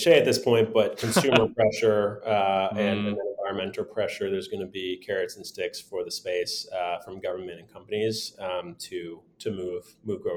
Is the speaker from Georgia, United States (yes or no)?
no; Michigan, United States; now in Bay Area, California, United States; I grew up in Michigan, not too far from the border